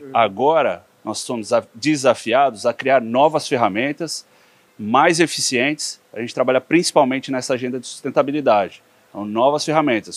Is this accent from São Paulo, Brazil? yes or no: yes; São Paulo, Brazil; also born or lived in Piracicaba; eu sou filho de piracicabanos mesmo, uhum. é, meus pais estudaram na Exalc, foram servidores públicos, cresci em São Paulo